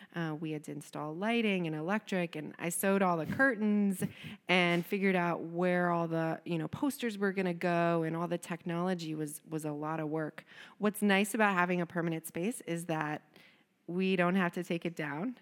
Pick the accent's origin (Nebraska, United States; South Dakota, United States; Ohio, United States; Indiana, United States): Ohio, United States; Cincinnati; also born or lived in Ann Arbor, Michigan; I'm actually from Cincinnati, uh, grew up here, went to Walnut Hills High School